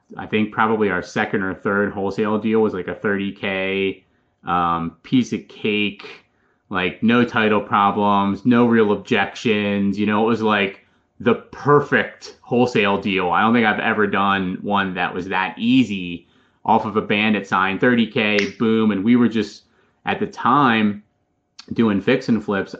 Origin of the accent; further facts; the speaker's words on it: Philadelphia, Pennsylvania, United States; moved away as an adult; now in Charlotte, United States; I'm originally from Philadelphia, Pennsylvania, moved down here to Charlotte with my wife about three and a half years ago